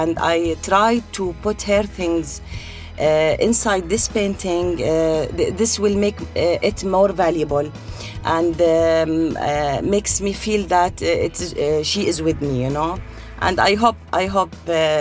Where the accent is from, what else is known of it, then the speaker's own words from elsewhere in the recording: Tafilah, Tafilah Governorate, Jordan; moved away as an adult; now in United Arab Emirates; I was born and raised in Jordan, in the south of Jordan. My country name was Tafila